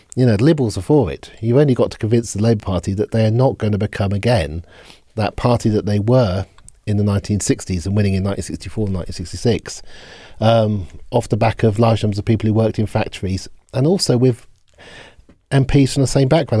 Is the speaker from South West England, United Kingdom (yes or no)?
no; Oxford, South East England, United Kingdom; I grew up in Oxford